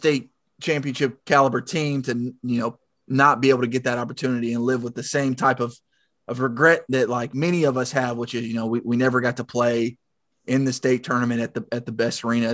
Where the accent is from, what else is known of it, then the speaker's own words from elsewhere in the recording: the South, United States; accent: Southern; my Southern accent